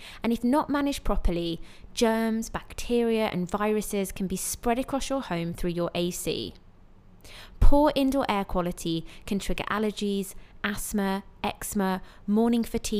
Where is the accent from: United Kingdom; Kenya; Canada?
United Kingdom; moved away as an adult; now in Dubai, United Arab Emirates; a British expat who's been living in Dubai for 10 years